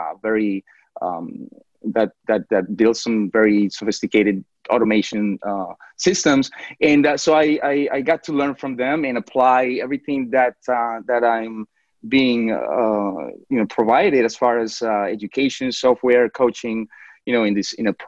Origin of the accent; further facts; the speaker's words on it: New York City, New York, United States; moved away as an adult; also born or lived in Colombia; now in Jacksonville, United States; I was actually born in Colombia, in South America, and I grew up in New York City.